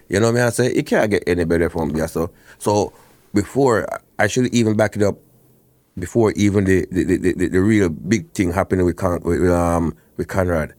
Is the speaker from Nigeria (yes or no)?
no; Portland, Jamaica; moved away; I grew up, uh, Portland